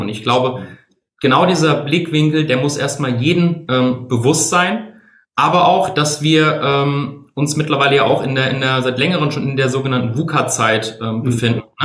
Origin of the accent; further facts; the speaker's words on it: Bingen am Rhein, Rhineland-Palatinate, Germany; now in Mainz, Germany; Ich komme gebürtig aus Spingen am Rhein, wohne aktuell in Mainz